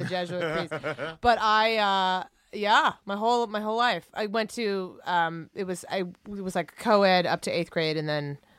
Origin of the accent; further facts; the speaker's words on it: Ohio, United States; I mean, I'm from Ohio.